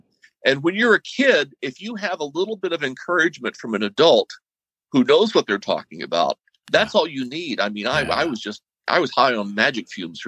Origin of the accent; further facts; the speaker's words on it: Nashville, Tennessee, United States; also born or lived in Kentucky / Virginia; I grew up in Nashville, Tennessee